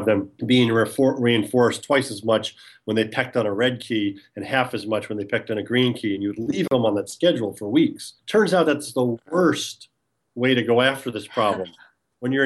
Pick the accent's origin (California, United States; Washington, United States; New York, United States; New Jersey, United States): New York, United States; New York City; also born or lived in Long Island, New York; I grew up in New York, originally from New York City, and then moved out onto the island.